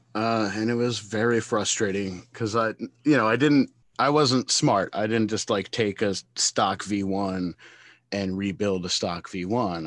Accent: Brooklyn, New York, United States; from Brooklyn, New York

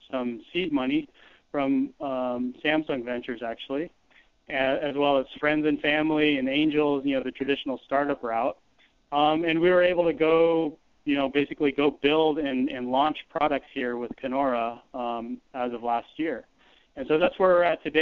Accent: Silicon Valley, California, United States; we grew up here in California in, you know, the Silicon Valley.

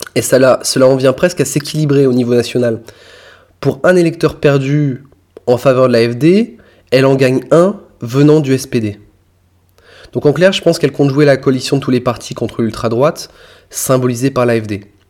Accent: France; chez nous en France

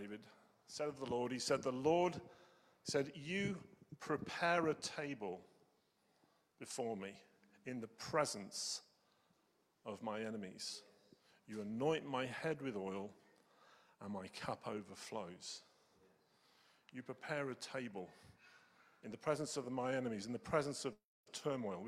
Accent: New Zealand; I'm a Kiwi

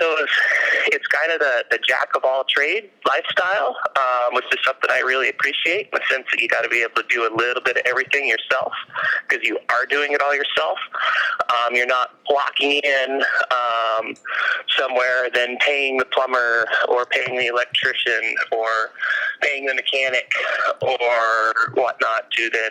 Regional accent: Alaska, United States; Growing up in Alaska the way I did, I left the state one time when I was 15

